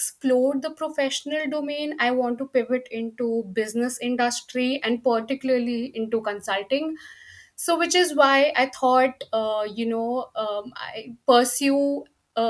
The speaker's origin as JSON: {"language": "English", "country": "India", "tie": "born or raised there", "also_born_or_lived": "Delhi, India", "moved": "as an adult", "lives_now": "United Kingdom", "said": "I am actually from India and I did my schooling from India."}